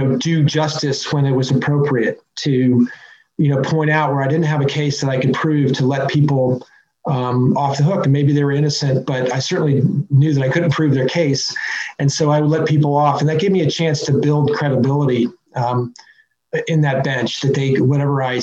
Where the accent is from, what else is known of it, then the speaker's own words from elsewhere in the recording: Fairfax, Virginia, United States; my hometown, which is Fairfax, Virginia, where I was born and raised